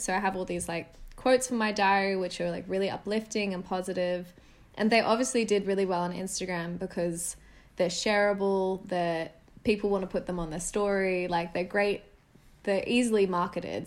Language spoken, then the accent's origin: English; Sydney, New South Wales, Australia; moved away as an adult; stay another year at university in Sydney, which was a big thing for me. Um, staying at uni meant staying in my hometown